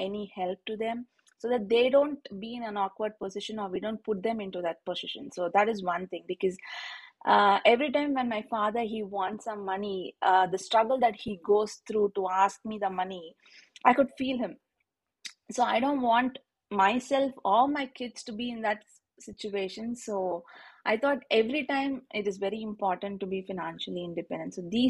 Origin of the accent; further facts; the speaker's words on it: India; moved away; I was born in a in India we call it as a middle class family, wherein like we're not very rich or very not very well to do, but we are okay.